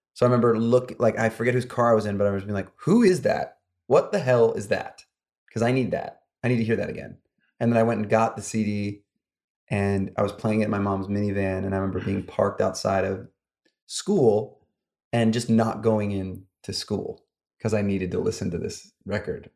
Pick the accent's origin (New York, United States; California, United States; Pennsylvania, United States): New York, United States; upstate; moved away as an adult; now in Los Angeles, United States; I grew up in upstate New York, about an hour north of New York City